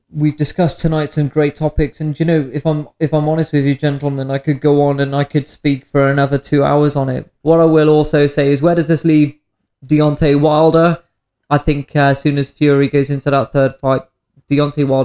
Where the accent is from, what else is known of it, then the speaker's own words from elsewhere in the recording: United Kingdom; As the British skeptic in me, I, I would like to see that.